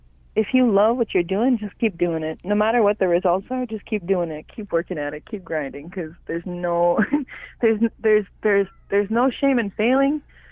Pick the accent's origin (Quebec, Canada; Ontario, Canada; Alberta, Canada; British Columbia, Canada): Quebec, Canada; Eastern James Bay Cree community; first language Cree; now in Montreal, Canada; So I'm from the Eastern James Bay Cree community of Mississippi. I was born and raised there, and I spent a lot of my time coming up and down the James Bay, visiting the south and the north.